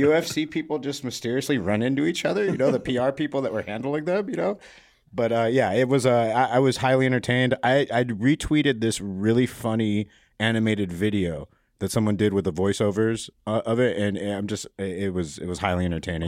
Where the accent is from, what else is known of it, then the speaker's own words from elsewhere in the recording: Las Vegas, Nevada, United States; moved away; also born or lived in Miami; I'm actually born and raised in Vegas